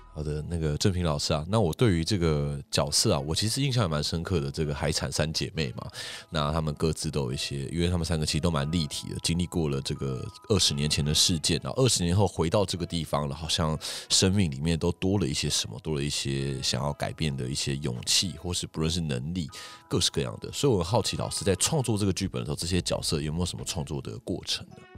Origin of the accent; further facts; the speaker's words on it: Taiwan; 我们身在这块土地上